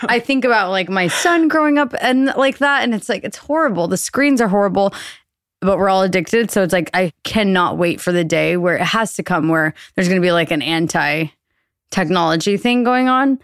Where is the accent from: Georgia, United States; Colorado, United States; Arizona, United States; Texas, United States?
Texas, United States; Austin; born or raised there; moved away as an adult; also born or lived in New York